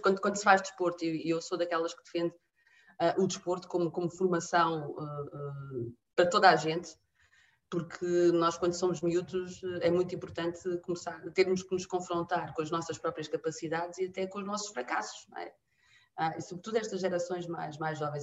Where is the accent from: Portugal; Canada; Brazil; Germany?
Portugal; near Figueira da Foz, Centro; also born or lived in Benguela, Angola; nasci em Benguela, Uh, em julho de 75, portanto, uns meses antes uh, da declaração da independência. Uh, vim muito pequenina para Portugal, vim para Portugal com, com quatro anos e, e, cresci numa aldeia, hoje em dia vila, à beira-mar, junto à Figueira da Foz